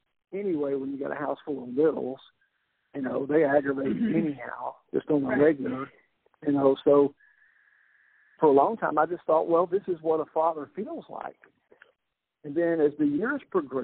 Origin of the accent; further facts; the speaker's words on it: Columbus, Texas, United States; also born or lived in Eagle Lake, Texas; came to my hometown, Columbus, and I was the chief of police for 5 years